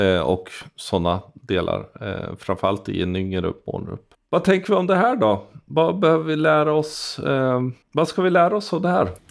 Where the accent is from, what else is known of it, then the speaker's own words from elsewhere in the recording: Sweden; som svensk befolkning